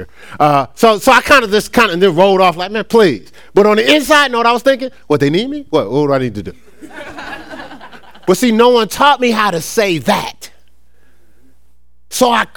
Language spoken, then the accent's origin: English; Newark, New Jersey, United States; I'm from Newark, New Jersey